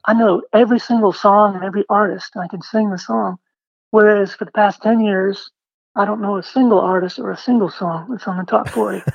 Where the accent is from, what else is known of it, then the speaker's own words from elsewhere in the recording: Maine, United States; moved away as an adult; also born or lived in Portland, Maine; now in Austin, United States; I was from Maine